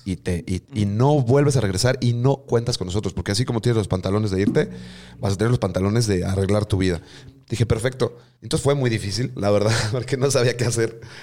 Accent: Mexico City, Mexico; accent: chilango; moved away as an adult; now in Mérida, Mexico; con mi acento chilango

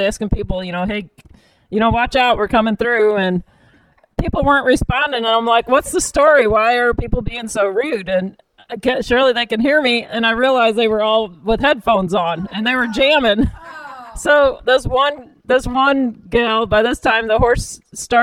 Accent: Bridgeton, Missouri, United States; we grew up in Bridgeton

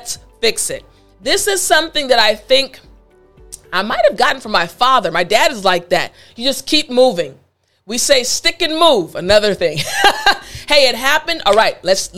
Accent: United States; we as Americans

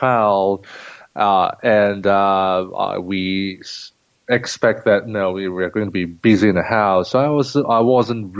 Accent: Singapore; moved away as an adult; now in Shanghai, China; I'm a native of Singapore, and then came to Shanghai in 2004

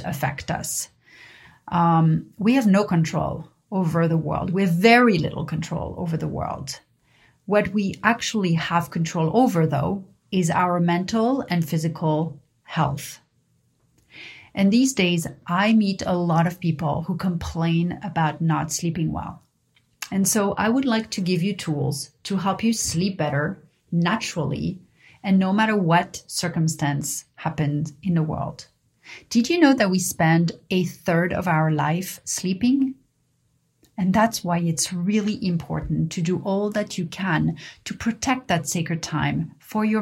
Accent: Paris, Île-de-France, France; growing up in Paris

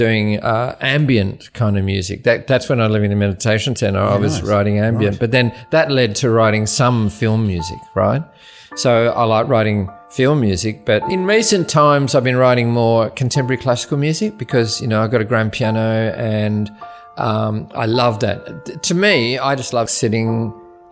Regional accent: Wheatbelt country town, Western Australia, Australia; I was born in West Australia in a country town called Wildcatcham. It's about 220 kilometres inland from Perth, so it's the Wheat Belt.

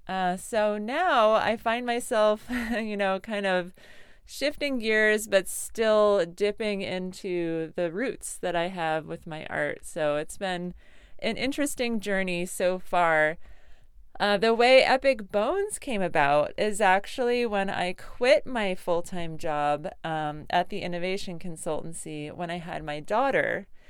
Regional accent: Connecticut, United States; I grew up in Connecticut

